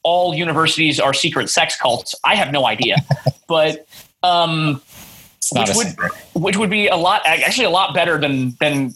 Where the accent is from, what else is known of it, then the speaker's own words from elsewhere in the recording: Monterey, California, United States; moved away as an adult; now in Seattle, United States; This is when I still lived in my hometown of Monterey